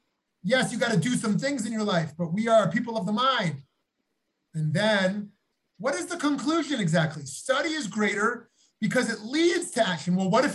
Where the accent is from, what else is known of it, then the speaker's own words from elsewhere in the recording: New York, United States; moved away as an adult; now in Jerusalem, Israel; A couple of years ago, after we moved to Yerushalayim from New York, I was once walking with my family in the Beit Yisrael neighborhood